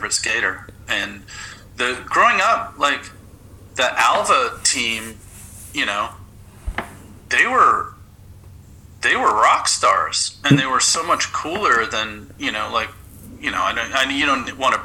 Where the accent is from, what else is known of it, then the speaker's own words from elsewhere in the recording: Canada; moved away as an adult; also born or lived in New York, United States; now in Los Angeles, United States; I'm from Canada